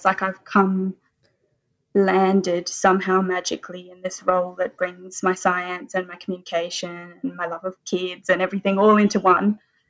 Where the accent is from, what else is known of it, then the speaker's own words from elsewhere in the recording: Adelaide, South Australia, Australia; I grew up in Adelaide, very privileged to grow up on Paramang and Kangana country over to the east there